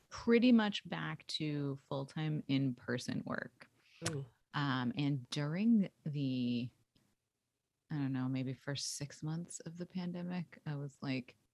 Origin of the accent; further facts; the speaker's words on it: England, United Kingdom; now in United States; I'm from England and um, I moved to America and I have a funny accent now that doesn't really go in either place.